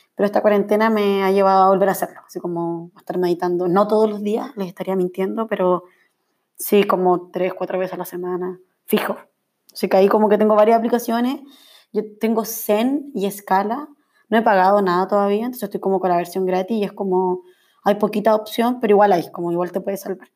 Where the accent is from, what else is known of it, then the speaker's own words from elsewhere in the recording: Viña del Mar, Villa Alemana, Quillota, Valparaíso, Chile; moved away as an adult; now in Santiago, Chile; soy de Viña, Villa Alemana, Quillota, por ahí como, esos son como mis lugares